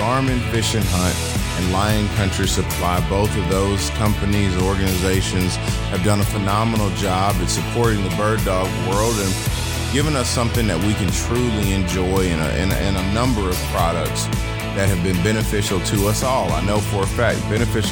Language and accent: English; Atlanta, Georgia, United States; I'm born and raised in Atlanta.